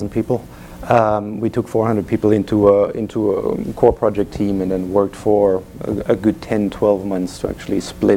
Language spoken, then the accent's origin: English; Germany; English is a second language; moved away; You hear my accent, I'm from Germany